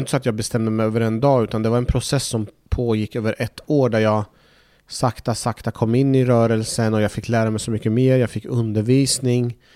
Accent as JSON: {"language": "Swedish", "country": "Iraq", "tie": "born or raised there", "said": "jag hade ju väldigt mycket minnen från när jag växte upp i Irak där jag jag kopplade väldigt mycket till min uppväxt och att vår skola stängde igen och att vi fick skickas iväg utomlands."}